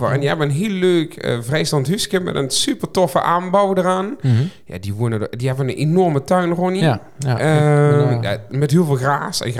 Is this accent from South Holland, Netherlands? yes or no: yes; Capelle aan den IJssel, South Holland, Netherlands; born there; Ehm, en ik, ik ben in Kapel geboren, maar dat, dat hoorde ik niet helpen zeggen